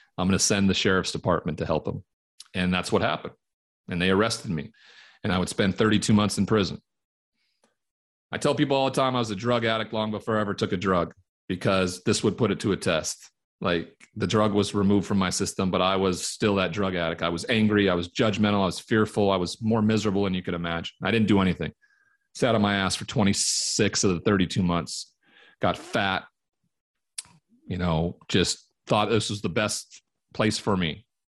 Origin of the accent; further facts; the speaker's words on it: Great Falls, Montana, United States; moved away as an adult; Growing up in Montana, cowboy culture